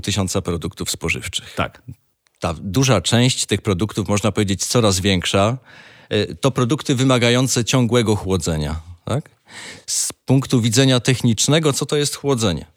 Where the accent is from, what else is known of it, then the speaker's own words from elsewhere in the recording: Rybnik, Silesian Voivodeship, Poland; Tak, jestem z Rybnika, a Rybnik żużlem stoi